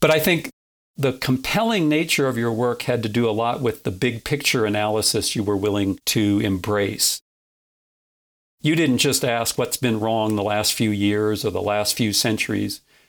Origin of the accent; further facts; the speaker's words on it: North Dakota, United States; even though I'm from North Dakota, I'm not a farm kid. I grew up in town. I didn't know anything about farming